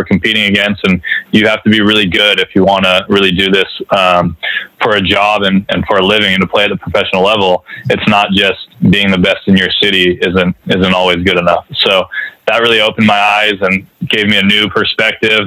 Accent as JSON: {"language": "English", "town": "Palo Alto", "region": "California", "country": "United States", "tie": "born or raised there", "said": "I grew up in Palo Alto, California, in a baseball family"}